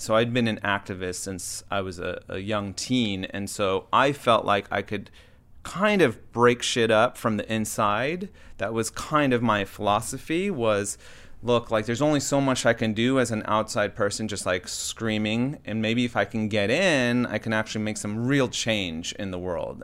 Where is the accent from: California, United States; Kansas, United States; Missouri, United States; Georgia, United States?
California, United States; Southern; also born or lived in Baltimore, Maryland; my parents moved to Southern California